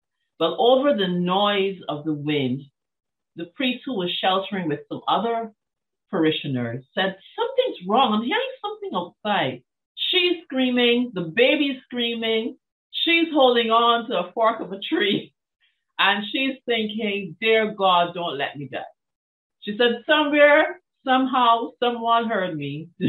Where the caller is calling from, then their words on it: Barbados; First of all, I'm dialing in from the island of Barbados, which is